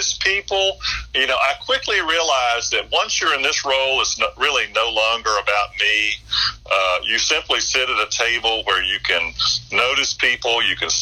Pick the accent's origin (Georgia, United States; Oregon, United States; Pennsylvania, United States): Georgia, United States; Columbus; moved away as an adult; also born or lived in Western North Carolina / Winston-Salem / Greensboro / Charlotte; now in Florida, United States; I was born in Columbus, Georgia, as you were, and then went to college there, grew up in the church there